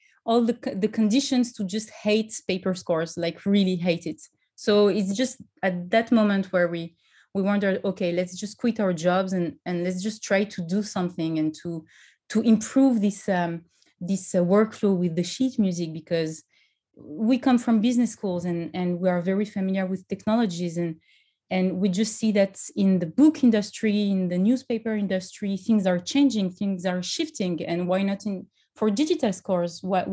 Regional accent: France; English is a second language; now in Paris, France; So I'm, as you might have heard, I'm originally from France. And I live in Paris.

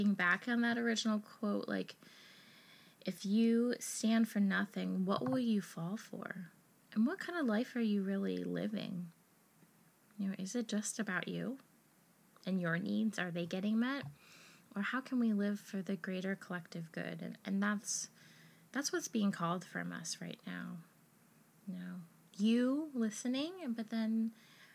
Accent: United States; being American

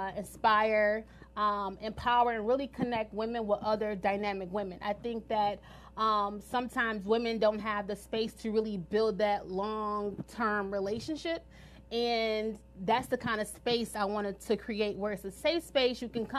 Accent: Detroit, Michigan, United States; now in Washington, D.C., United States; I'm from Detroit, Michigan. I'm not from the area, which is fine, but I made a tremendous impact in the DC area. So this is my second home.

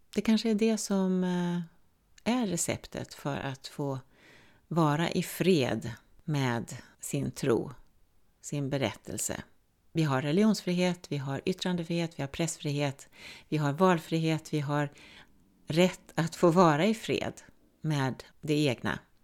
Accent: Sweden; jag är svensk

